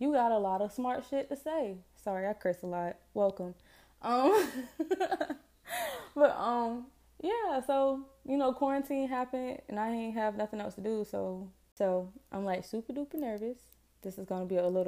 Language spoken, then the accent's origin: English; Jacksonville, Florida, United States; Born and raised in Duval. Jacksonville. Florida